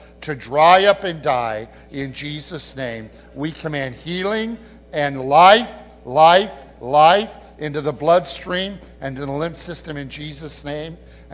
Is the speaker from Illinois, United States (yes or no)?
yes; Peoria, Illinois, United States; moved away; I'm just a boy from Illinois. I'm originally from the Peoria area, and it's just so great to kind of be back in my homeland again